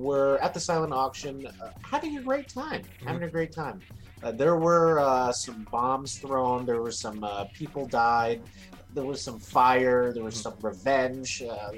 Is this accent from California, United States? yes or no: yes; San Francisco, California, United States; I'm from San Francisco, and it's a place called The Jungle.